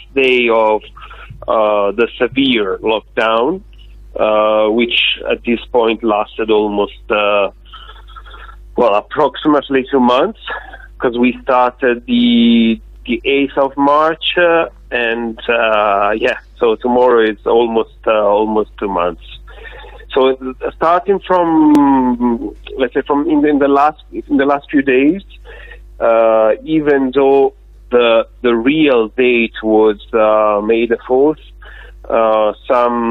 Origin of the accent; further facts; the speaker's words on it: Tuscany, Italy; I'm from Italy, but I'm from a state that you know very well